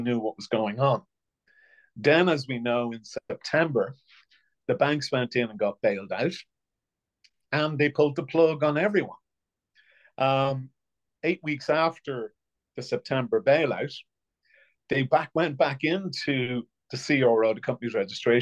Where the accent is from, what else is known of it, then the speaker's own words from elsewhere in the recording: County Offaly, Ireland; I come from Crofton and Offaly